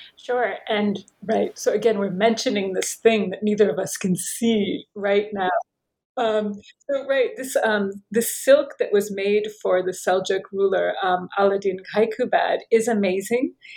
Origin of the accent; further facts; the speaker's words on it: United States; accent: American; moved away as an adult; also born or lived in Paris / Tunisia / Turkey / Oxford; I'm American, perhaps you can tell by my accent